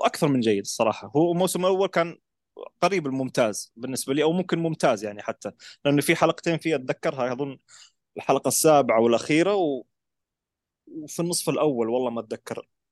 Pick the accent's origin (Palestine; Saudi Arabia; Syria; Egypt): Saudi Arabia; احنا عندنا العرب او السعوديين